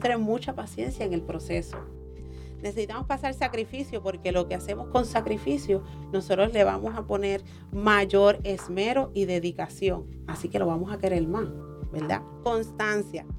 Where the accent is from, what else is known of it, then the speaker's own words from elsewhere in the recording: Orocovis, Puerto Rico; now in Ponce, Puerto Rico; es orocobeña, pero vivo en Ponce hace más de 10 años, así que soy ponceña adoptada